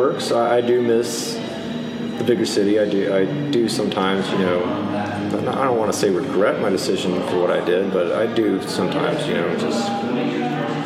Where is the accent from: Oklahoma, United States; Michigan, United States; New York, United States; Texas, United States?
Texas, United States; Midland; now in Austin, United States; Born in Midland, Texas in 1982, and left around 2000 to start college